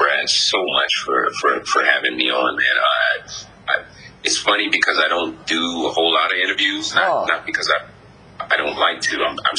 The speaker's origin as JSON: {"language": "English", "country": "Germany", "tie": "born or raised there", "also_born_or_lived": "Japan", "said": "You know, I grew up in Germany and Japan and all these different places."}